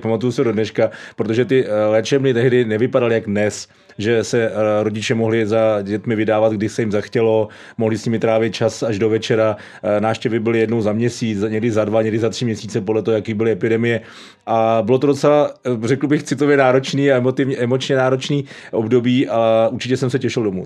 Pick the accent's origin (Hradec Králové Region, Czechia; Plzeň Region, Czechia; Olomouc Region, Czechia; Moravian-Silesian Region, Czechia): Hradec Králové Region, Czechia; Hradec Králové; also born or lived in Havlíčkův Brod / Prague; Jinak jsem Hradečák, eh, těle mi duší.